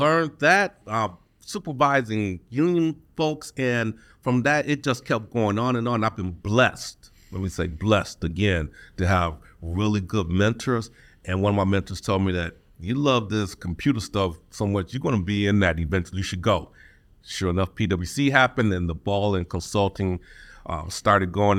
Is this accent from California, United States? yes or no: no; Detroit, Michigan, United States; Born and raised in Detroit